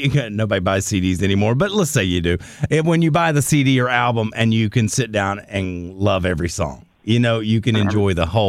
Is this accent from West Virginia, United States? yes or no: yes; West Virginia, United States; I grew up going to Myrtle Beach, South Carolina. I'm from West Virginia, and I went there every summer.